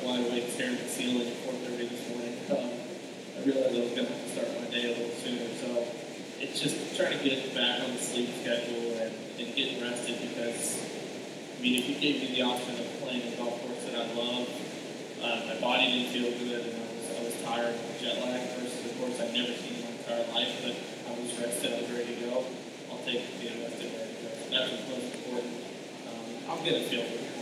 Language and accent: English; Louisville, Kentucky, United States; moved away as an adult; also born or lived in Alabama; growing up in Louisville, you know, not too far from here, it's miserable in the summer in Louisville